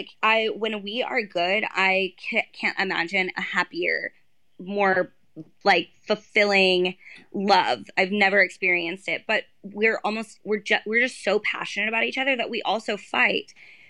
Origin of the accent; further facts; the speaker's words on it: Texas, United States; I'm from Texas.